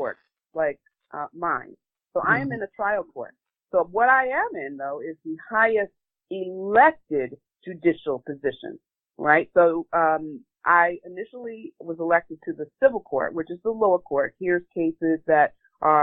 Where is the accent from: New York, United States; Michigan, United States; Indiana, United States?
New York, United States; New York City; I am from Southeast Queens